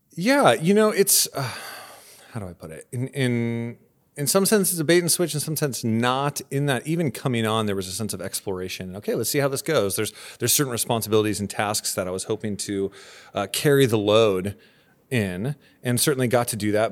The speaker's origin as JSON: {"language": "English", "town": "Santa Barbara", "region": "California", "country": "United States", "tie": "born or raised there", "moved": "as an adult", "lives_now": "Camarillo, United States", "said": "both my wife and I grew up in Santa Barbara"}